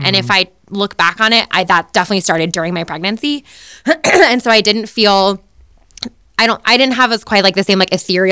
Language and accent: English; Boulder, Colorado, United States; born or raised there